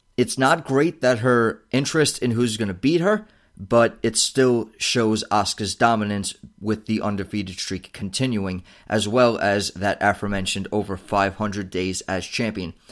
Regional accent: United States; as an American viewer

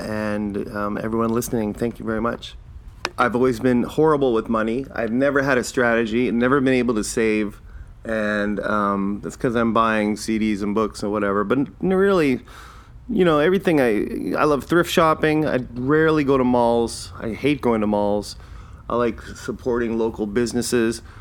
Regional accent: Canada; I'm not Irish, I'm Canadian, but I like to say I'm Irish because my parents are Irish

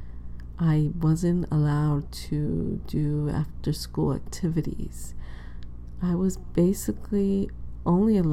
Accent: New York City, New York, United States; I grew up in Inwood, which is the northern tip of Manhattan.

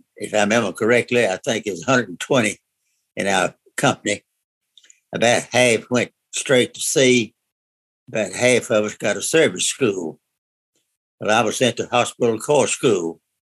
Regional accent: Murfreesboro, Tennessee, United States; I was born here in Murfreesboro, went to school here, city school, uh, played basketball, baseball all the way through high school

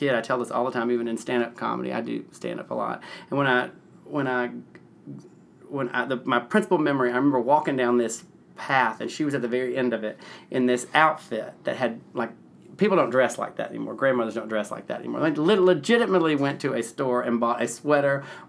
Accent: Nashville, Tennessee, United States; Well, it's nothing like when I was a child growing up. It was like a little tiny town dropped in, a big city kind of dropped in a little town

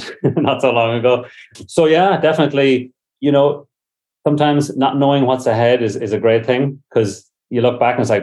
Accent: Ireland; moved away as an adult; now in San Francisco, United States; I was brought up in Ireland, came over here on a summer visa

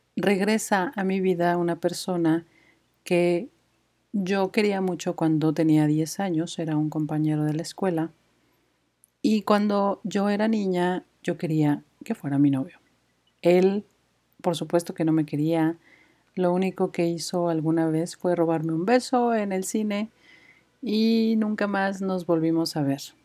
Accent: Mexico City, Mexico; moved away as an adult; now in Guadalajara, Mexico; soy de Ciudad de México

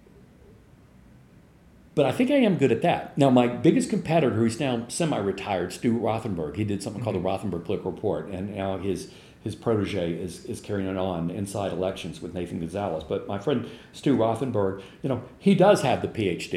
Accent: Louisiana, United States; I grew up in Louisiana, southern part of the United States

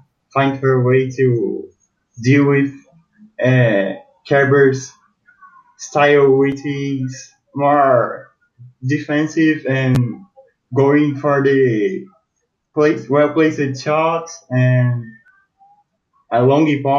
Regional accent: Brazil; I'm from Brazil

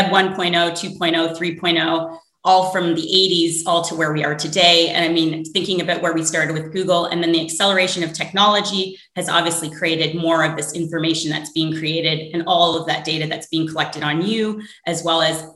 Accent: Canada; now in New York, United States; I'm originally from Canada

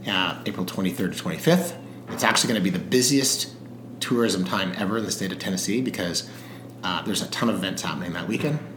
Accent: South Africa; I was born in South Africa

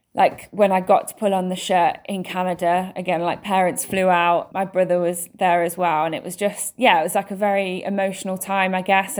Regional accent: England, United Kingdom; I was born and raised in England

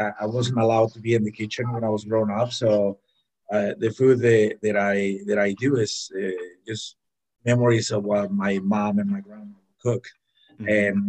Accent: Hidalgo, Mexico; English is a second language; moved away as an adult; also born or lived in Tijuana / Arizona / Georgia / Miami; now in Minneapolis, United States; I'm from Mexico, and then we go back every year.

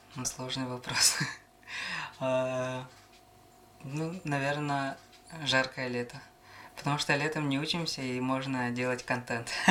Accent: Namtsy, Sakha Republic, Russia; also born or lived in Khomustakh; родился я в Верхнеблийском районе, село Хомостах Намского наслега. А, рос здесь же, вот село Намцы

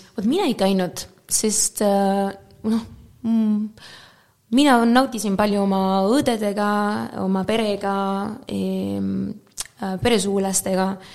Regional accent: Málaga, Andalusia, Spain; Estonian is a second language; moved away as an adult; also born or lived in Moscow, Russia / Estonia; mina olen pärit Malagast, e, mitte Marbellast, aga Malagast

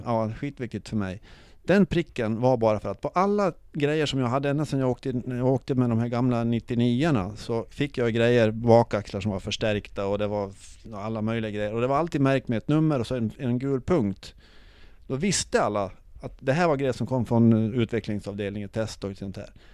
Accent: Sweden; vi var från Sverige

